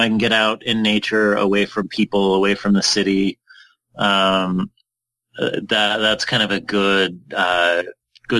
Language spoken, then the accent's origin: English; Utah, United States; I'm from Utah